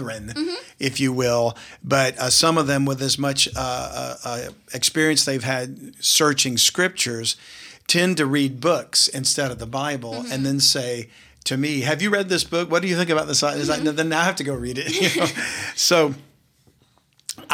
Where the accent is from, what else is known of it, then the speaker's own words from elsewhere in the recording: South Louisiana, United States; growing up in South Louisiana, in a family that didn't attend a church